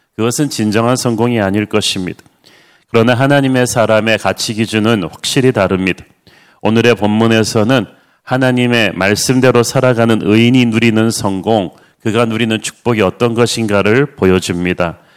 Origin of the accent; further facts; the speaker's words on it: Busan, South Korea; moved away; 둘 다 부산 출신에다가 둘 다 굉장히 가난하게 자라면서